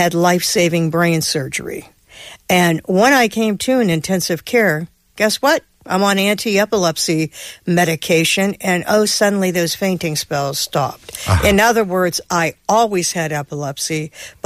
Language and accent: English; Pittsburgh, Pennsylvania, United States; my hometown, which is Pittsburgh, Pennsylvania